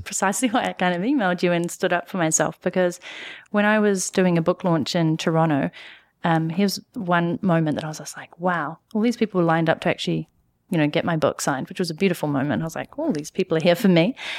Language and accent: English; New Zealand; moved away as an adult; also born or lived in London / Canada; I'm from New Zealand